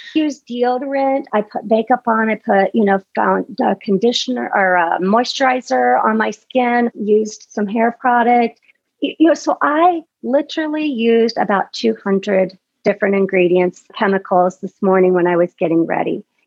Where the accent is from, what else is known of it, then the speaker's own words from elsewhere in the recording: Midwest, United States; I grew up in the Midwest